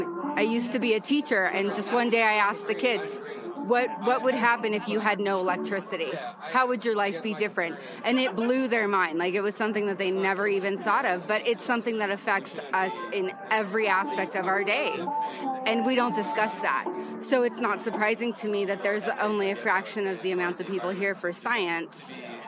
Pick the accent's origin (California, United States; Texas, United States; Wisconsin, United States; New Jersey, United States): California, United States; San Diego; I'm …, Zena's sister, also from San Diego.